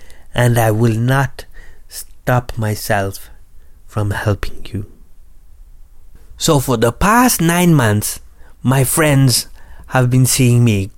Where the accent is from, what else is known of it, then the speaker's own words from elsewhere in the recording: Ghana; as I have told you already. And I am from Ghana, West Africa.